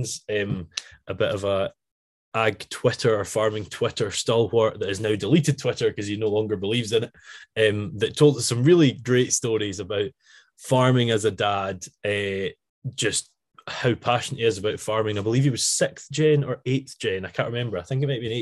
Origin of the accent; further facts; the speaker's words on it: Arran, Scotland, United Kingdom; I'm from Arran